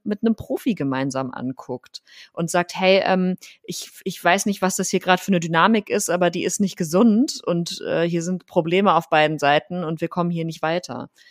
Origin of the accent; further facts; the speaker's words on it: Rhineland, Germany; now in Berlin, Germany; Ich komme ja ursprünglich aus dem Rheinland